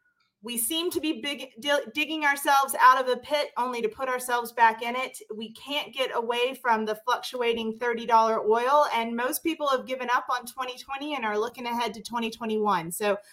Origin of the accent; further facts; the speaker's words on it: Mississippi, United States; I'm from Mississippi. We breathe politics and religion.